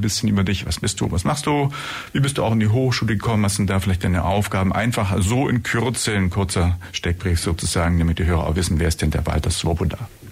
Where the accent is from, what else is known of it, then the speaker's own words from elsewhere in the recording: Germany; bei uns in Deutschland